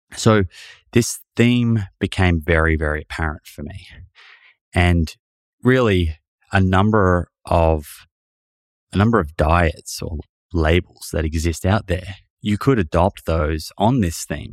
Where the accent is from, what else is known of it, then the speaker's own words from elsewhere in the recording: Melbourne, Victoria, Australia; my family, we were growing up in Melbourne, living in Melbourne